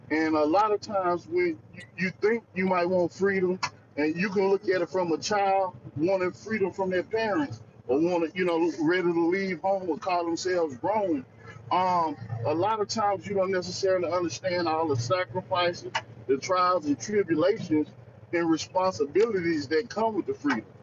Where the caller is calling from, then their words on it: North Carolina, United States; I'm coming from North Carolina territory.